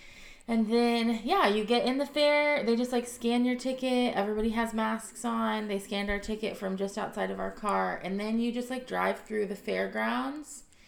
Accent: Dallas County, Texas, United States; I grew up in Dallas County.

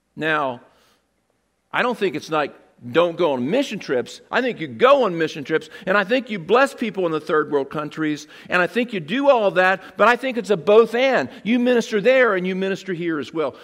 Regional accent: Seaford, Delaware, United States; I grew up in Seaford

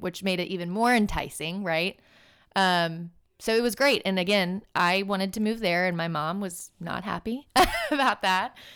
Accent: Birmingham, Alabama, United States; moved away as an adult; also born or lived in Miami; me and my sister both growing up in Birmingham

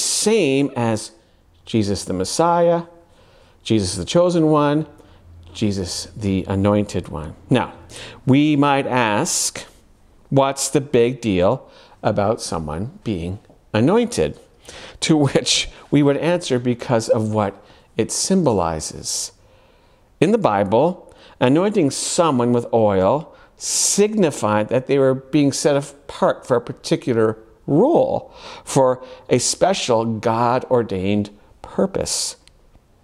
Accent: Ontario, Canada; born and bred in Ontario, Canada

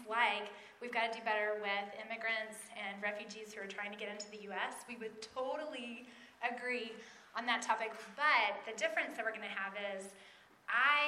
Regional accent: East Tennessee, United States; moved away as an adult; now in Minneapolis, United States; I do live in Minneapolis right now. I'm a Minnesotan, but I grew up in East Tennessee

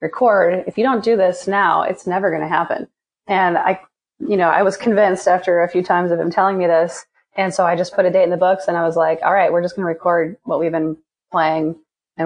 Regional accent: Green Bay, Wisconsin, United States; moved away as an adult; also born or lived in Kalamazoo, Michigan / Boston, Massachusetts; now in New York, United States; I'm from Wisconsin and Green Bay

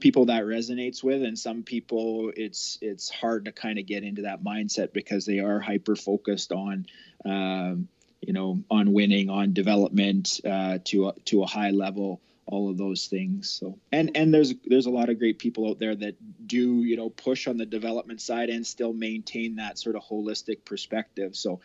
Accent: Olds, Alberta, Canada; I drove in and out of the city from my hometown in Olds to Calgary

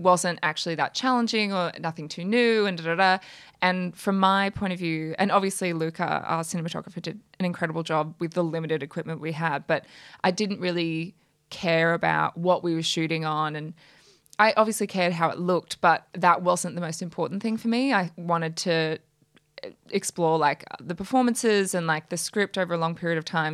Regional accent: Brisbane, Queensland, Australia; moved away as an adult; now in Sydney, Australia; I'm from Brisbane originally

